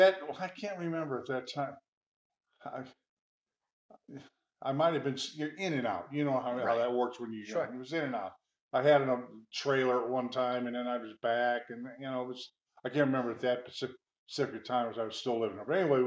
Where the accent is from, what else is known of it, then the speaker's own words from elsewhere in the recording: Hobart, Indiana, United States; Back in December 18th, 1951, I was born to … in Hobart, Indiana. Lived my whole childhood there. Went to all the schools in Hobart, senior high, junior high, elementary school there.